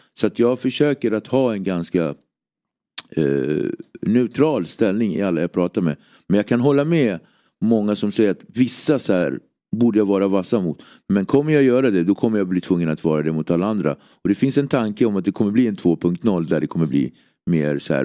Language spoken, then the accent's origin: Swedish; Nacka, Stockholm County, Sweden; Jag är uppväxt i Nacka, en väldigt eh, idyllisk förort.